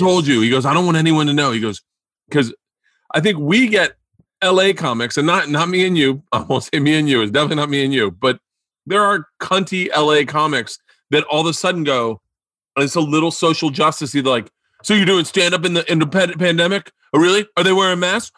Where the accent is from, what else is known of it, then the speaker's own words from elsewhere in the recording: Florida, United States; growing up in Florida